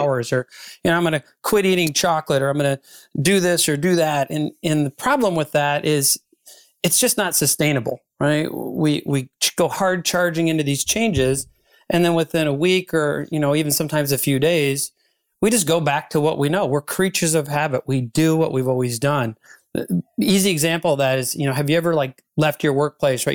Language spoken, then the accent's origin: English; Ann Arbor, Michigan, United States; I spoke at a conference here in my hometown of Ann Arbor, Michigan